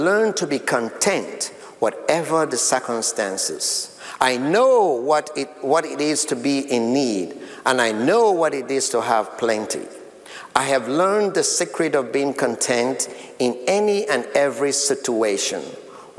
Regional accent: Sierra Leone; now in United States; my country of birth in Sierra Leone, West Africa, that is dear to me, my people in my home country

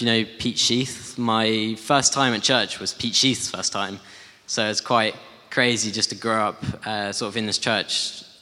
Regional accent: Guildford, South East England, United Kingdom; also born or lived in Hull / United States; And been living in Guildford ever since.

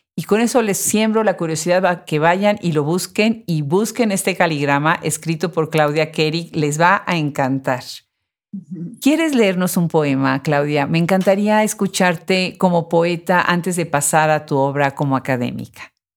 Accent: Puebla, Mexico; Puebla, de donde yo soy

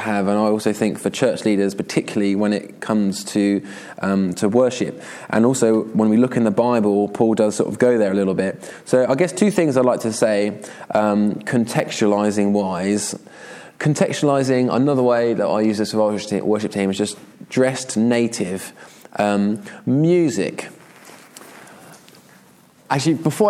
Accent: Surrey, South East England, United Kingdom; moved away as an adult; now in Brighton, United Kingdom; Where I grew up in Surrey

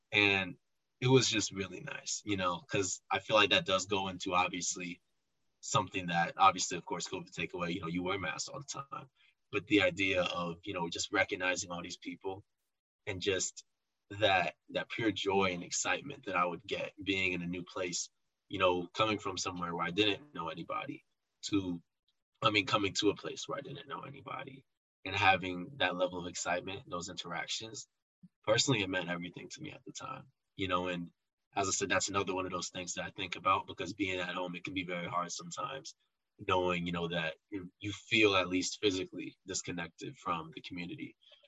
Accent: Chicago, Illinois, United States; And nobody believed I was from Chicago because not a lot of people come from Chicago or even know about Rockhurst in Chicago

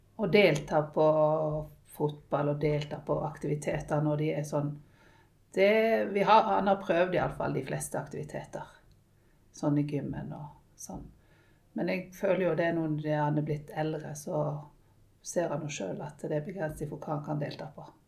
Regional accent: Western Norway, Norway; vi kommer fra Vestlandet, og der er det mye opp og ned.

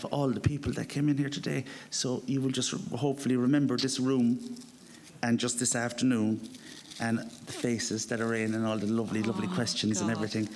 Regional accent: Cork, Munster, Ireland; moved away; I'm going to my hometown

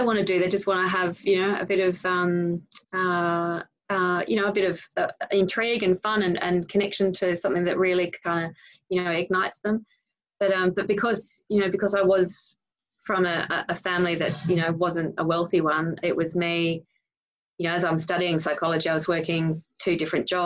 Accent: Sydney, New South Wales, Australia; I grew up in the North Shore of Sydney

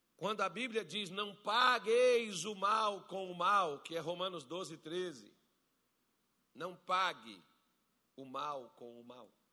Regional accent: Brazil; nós que somos brasileiros

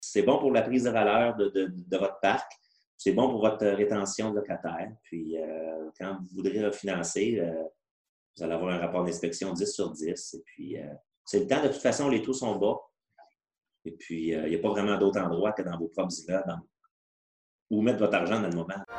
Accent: Granby, Quebec, Canada; depuis qu'on est au monde, en fait, là, euh, on vient de la région de Granby

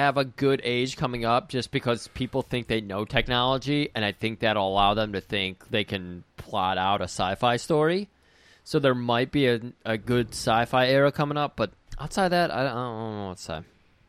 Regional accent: United States; As an American

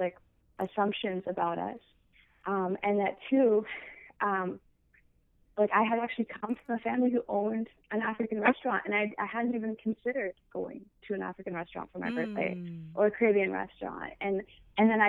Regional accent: Windsor, Ontario, Canada; moved away as an adult; also born or lived in Michigan / Toronto; I'm from Canada. I'm Ethiopian, but I was born in Canada and raised there. But I was born in a city, funny enough, that is right on the border to the state, right next to Detroit.

